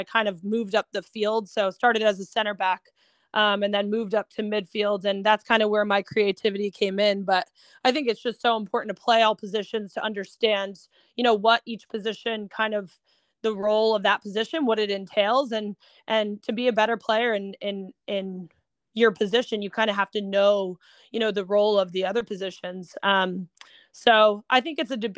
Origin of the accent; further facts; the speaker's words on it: New Jersey, United States; I'm originally from New Jersey, and I started actually playing with the Maroons when I was U8